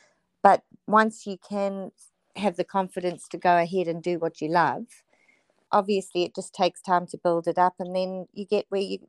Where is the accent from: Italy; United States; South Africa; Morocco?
South Africa; now in Noosa, Australia; we moved from South Africa just due to really bad unrest and horrible circumstances. So I moved straight to Noosa, where we had family living here.